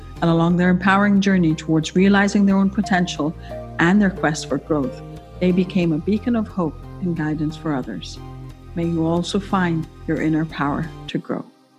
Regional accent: Kuwait; also born or lived in Egypt; now in Qatar; Like, I'm an Egyptian. I was born and raised in Kuwait. I went to Egypt and I was still an expat and a foreigner in my own country

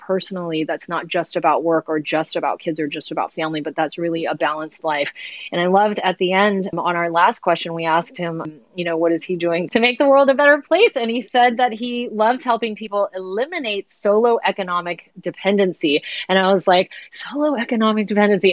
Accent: San Francisco Bay Area, California, United States; I grew up here in San Francisco, or not San Francisco proper, but in the Bay Area

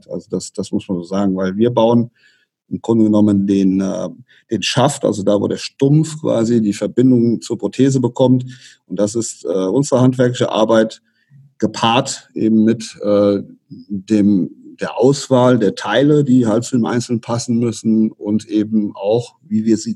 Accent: Rhineland-Palatinate, Germany; Also wir hier, ich persönlich bin ja aus dem Westerwald, da ist das noch relativ überschaubar

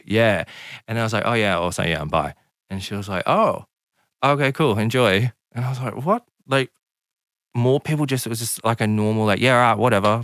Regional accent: Southern Highlands, New South Wales, Australia; I grew up in a small country town of the Southern Highlands.

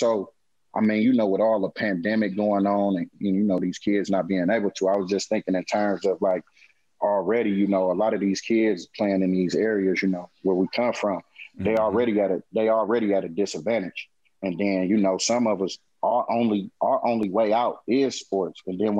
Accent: Oakland, California, United States; I said, hey, but I'm from Oakland.

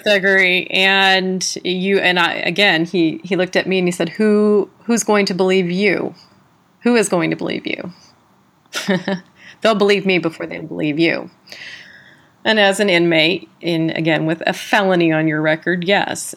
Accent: San Diego, California, United States; also born or lived in South Carolina; I was from San Diego, California

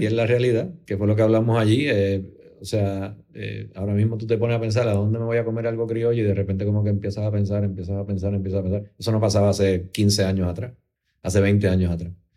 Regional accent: Puerto Rico; somos, todos los puertorriqueños

